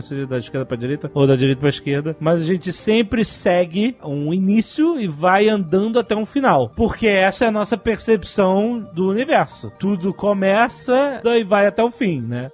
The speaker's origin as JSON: {"language": "Portuguese", "region": "Rio de Janeiro", "country": "Brazil", "said": "carioca, que nem eu"}